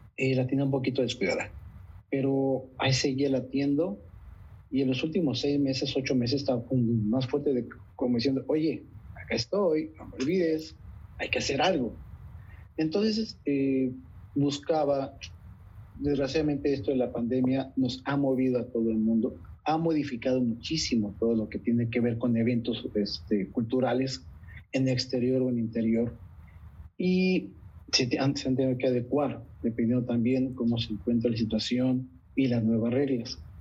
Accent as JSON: {"language": "Spanish", "region": "Coahuila", "country": "Mexico", "also_born_or_lived": "Montenegro", "moved": "as an adult", "lives_now": "Netherlands", "said": "en mi tierra"}